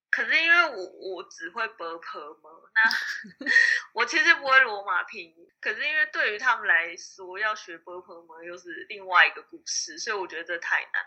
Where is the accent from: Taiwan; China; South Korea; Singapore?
Taiwan; moved away as an adult; also born or lived in Cambodia; 我其实那时候不是只有我一个台湾人去